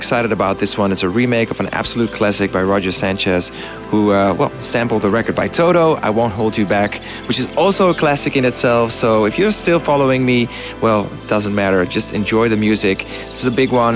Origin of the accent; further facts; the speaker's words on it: Amsterdam, North Holland, Netherlands; my biggest show ever, which is going to take place in my hometown, Amsterdam